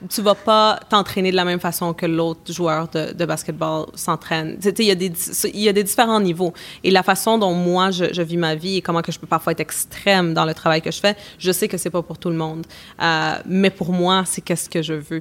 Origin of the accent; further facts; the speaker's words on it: Canada; also born or lived in Bolivia; je suis née au Canada mais mes parents sont sont de Bolivie